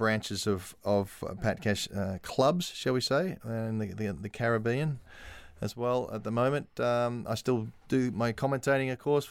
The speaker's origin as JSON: {"language": "English", "country": "Australia", "lives_now": "London, United Kingdom", "said": "I mean, being an Aussie, you need a base somewhere."}